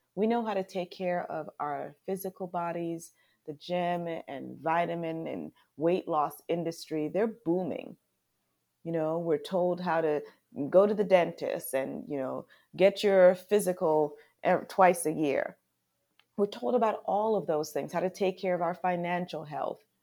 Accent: Charlotte Amalie, U.S. Virgin Islands; moved away as an adult; now in United States; I was born in Saint Thomas, Virgin Islands. We are U S territory

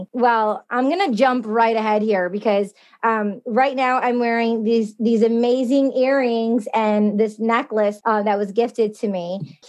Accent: Michigan, United States; I'm originally from Michigan.

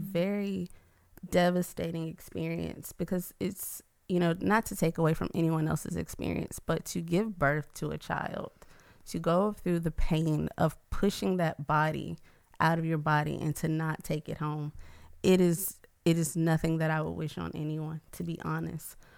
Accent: Atlanta, Georgia, United States; moved away as an adult; now in Baton Rouge, United States; I'm originally from Atlanta

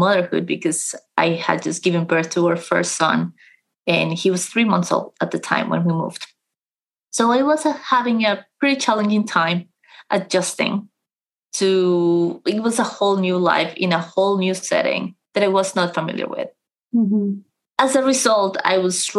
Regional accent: Colombia; now in London, United Kingdom; I am originally from Colombia

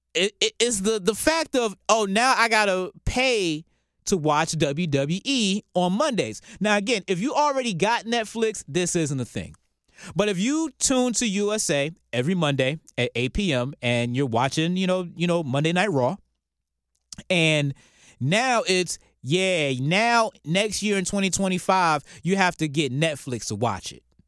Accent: Norfolk, Virginia, United States; my hometown of Norfolk, Virginia

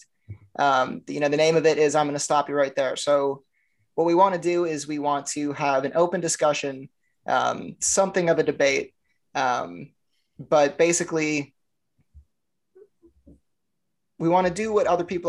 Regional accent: Sauk Prairie, Wisconsin, United States; now in Florida, United States; I'm 25, living in Florida currently, but I am originally from Wisconsin

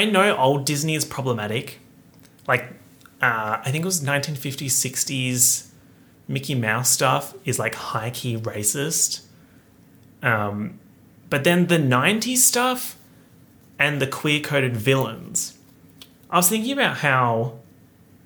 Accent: Australia; being an Australian YouTuber

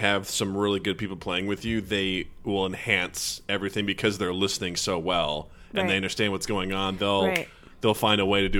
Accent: 4 hours from St. Louis, Missouri, United States; I'm 4 hours away from St. Louis. In Missouri

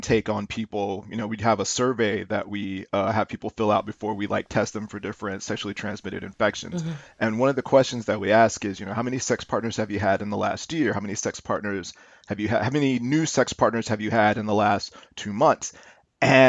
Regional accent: St. Louis, Missouri, United States; I'm born and raised in St. Louis, Missouri.

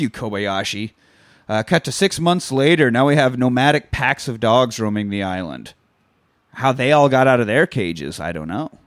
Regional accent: Kansas, United States; I grew up in Kansas and not Japan

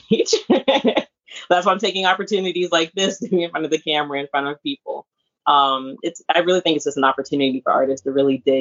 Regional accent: Hampton Roads, Virginia, United States; from Hampton Roads, Virginia. A lot of people from this area, 757.

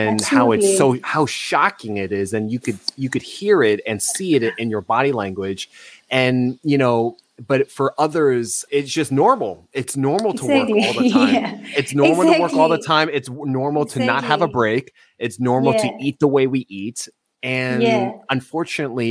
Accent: United States; me and my sister were born, you know, in the United States. So we grew up as American

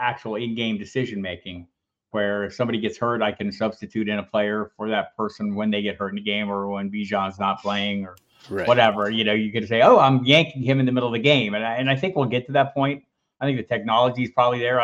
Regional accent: Tucson, Arizona, United States; I grew up in Tucson

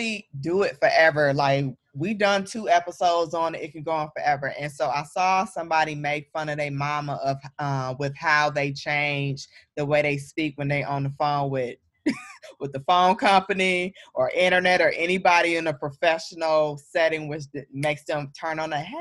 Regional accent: Saginaw, Michigan, United States; I am from the Midwest, just like Sid, but I'm from Michigan, Saginaw, Michigan

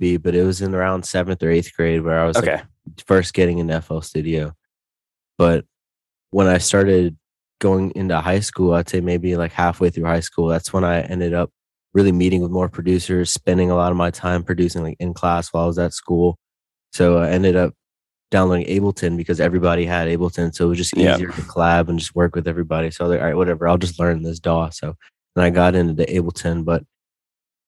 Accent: Northern Virginia, United States; I lived all over Northern Virginia. So I'm still in Northern Virginia right now, like 30 minutes from DC.

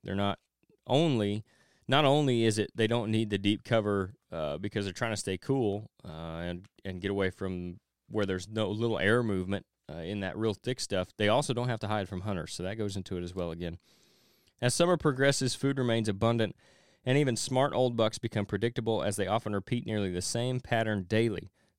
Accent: Kentucky, United States; the winds of change are stirring in some states, including my home state of Kentucky.

